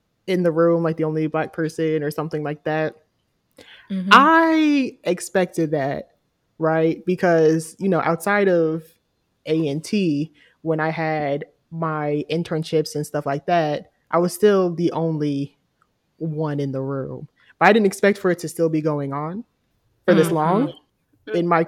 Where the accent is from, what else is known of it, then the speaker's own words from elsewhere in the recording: Charlotte, North Carolina, United States; moved away as an adult; I'm from Charlotte. I love the city of Charlotte. But because I'm from there and I spent my whole life there, from the age of 1 to like me graduating college